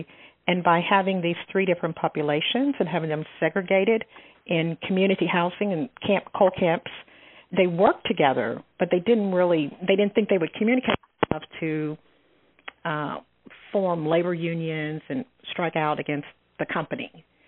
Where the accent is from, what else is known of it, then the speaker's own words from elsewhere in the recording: Western Kentucky, United States; moved away as an adult; also born or lived in Lexington, Kentucky / Berea, Kentucky; I'm a native Kentuckian, but I grew up in Western Kentucky. I found my way to Eastern Kentucky when I was working on my PhD in education at the University of Kentucky.